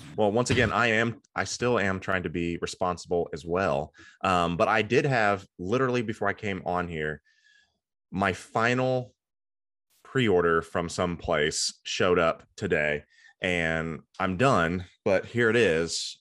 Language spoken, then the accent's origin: English; Cincinnati, Ohio, United States; I'm from Cincinnati